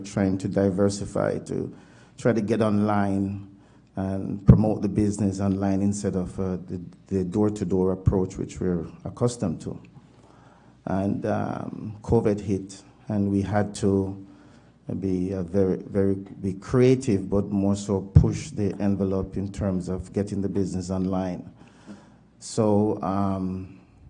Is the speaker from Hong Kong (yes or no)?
no; Jamaica; moved away as an adult; also born or lived in Toronto, Canada; now in Winnipeg, Canada; Jamaican born, but Canadian citizen since 96.